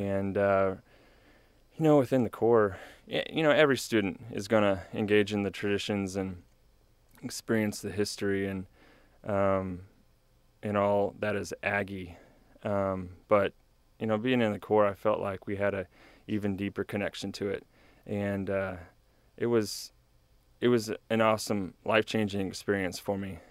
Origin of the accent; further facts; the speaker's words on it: New Braunfels, Texas, United States; moved away as an adult; now in College Station, United States; I grew up in New Braunfels area